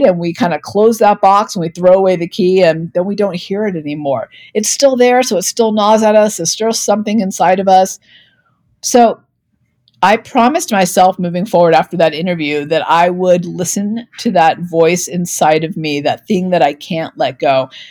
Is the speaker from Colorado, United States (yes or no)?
yes; Denver, Colorado, United States; my hometown of Denver, Colorado